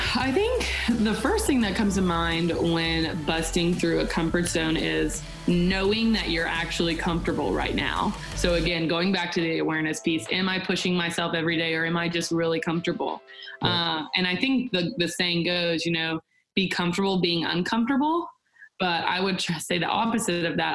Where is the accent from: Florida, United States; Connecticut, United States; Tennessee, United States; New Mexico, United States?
Tennessee, United States; Nashville; born and raised in Nashville, Tennessee